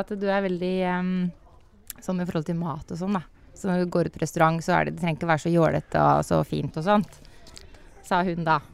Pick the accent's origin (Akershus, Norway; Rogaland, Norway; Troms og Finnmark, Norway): Akershus, Norway; Rælingen; moved away as an adult; now in Lillestrøm, Norway; Kommer fra Rælingen egentlig, men bor i Lillestrøm